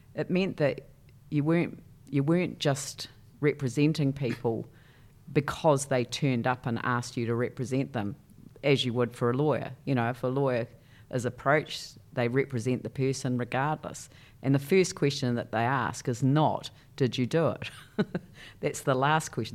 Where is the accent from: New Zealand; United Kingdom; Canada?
New Zealand; Christchurch, Canterbury; I grew up in a place called, uh, Papa Nui